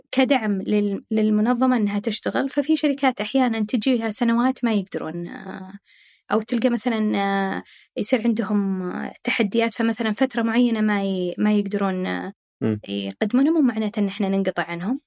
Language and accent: Arabic; Saudi Arabia; عندنا في السعوديه